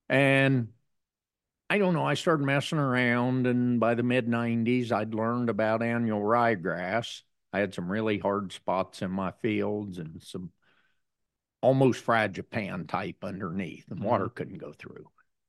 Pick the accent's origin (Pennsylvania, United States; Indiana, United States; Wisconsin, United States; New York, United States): Indiana, United States; Greensburg; I'm Greensburg, Indiana.